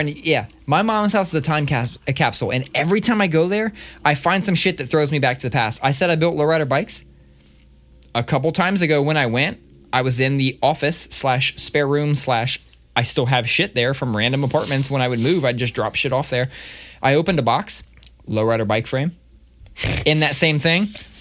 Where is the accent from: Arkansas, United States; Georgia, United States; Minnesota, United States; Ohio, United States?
Ohio, United States; Columbus; growing up in the South End.